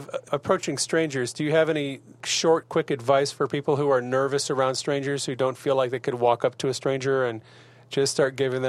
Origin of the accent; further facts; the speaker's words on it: Wisconsin, United States; my home state of Wisconsin.